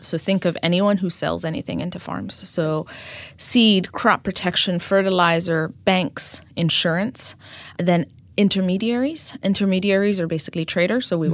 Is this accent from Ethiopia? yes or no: yes; Ethiopia; moved away as an adult; also born or lived in New York City; I uh, was born and raised in Ethiopia, mm-hmm. and I ended up coming to the U.S. for college